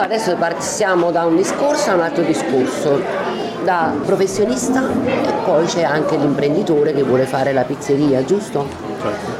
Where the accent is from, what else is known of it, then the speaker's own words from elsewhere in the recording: Naples, Campania, Italy; sono nata e cresciuta qua tra i sacchi di farina